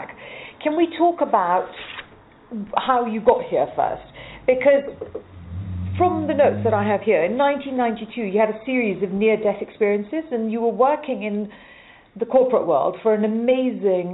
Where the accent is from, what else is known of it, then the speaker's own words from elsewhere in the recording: Malawi; I grew up in Africa, in Malawi